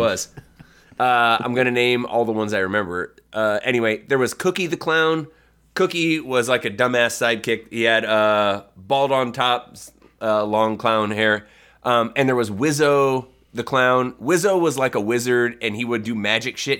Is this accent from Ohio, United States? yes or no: yes; Northwest Ohio, United States; we grew up in a small town in Northwest Ohio that got W G N